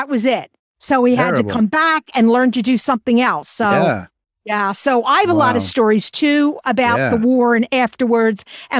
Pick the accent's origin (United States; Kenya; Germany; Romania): Germany; And I'm from Germany, so I have German relatives.